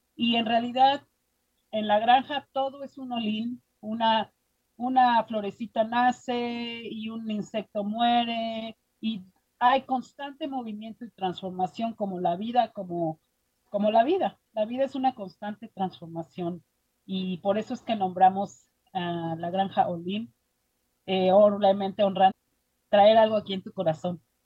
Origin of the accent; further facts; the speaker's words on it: Mexico City, Mexico; moved away as an adult; now in Boulder, United States; yo soy originaria de la Ciudad de México y crecí en dos mundos, la Ciudad de México y mi papá, él, era parte de los indios mixtecos entre Oaxaca y Puebla